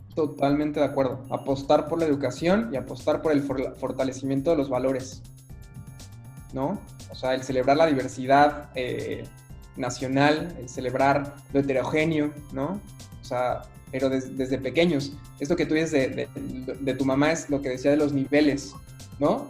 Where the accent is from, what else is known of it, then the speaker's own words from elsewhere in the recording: Mexico City, Mexico; moved away as an adult; now in Cuernavaca, Mexico; Yo soy de la Ciudad de México